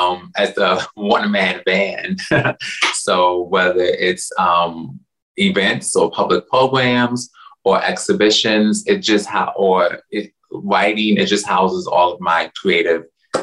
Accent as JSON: {"language": "English", "town": "New York City", "region": "New York", "country": "United States", "tie": "born or raised there", "said": "I'm a native New Yorker, like the disco song. So I'm a rare breed because there's not a lot of natives. So I was born in Washington Heights and raised partially in Washington Heights and then Harlem."}